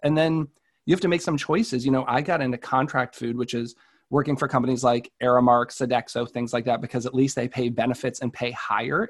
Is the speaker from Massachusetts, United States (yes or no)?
yes; Marlborough, Massachusetts, United States; our hometown of Marlboro.